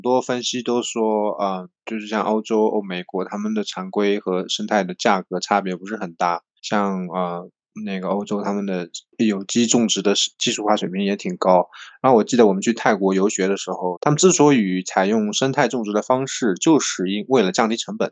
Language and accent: Chinese; Zhejiang, China; 我们浙江